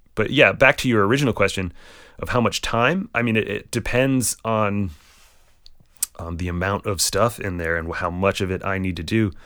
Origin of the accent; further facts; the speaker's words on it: Barrington, Rhode Island, United States; also born or lived in Boston; I grew up in Barrington, Rhode Island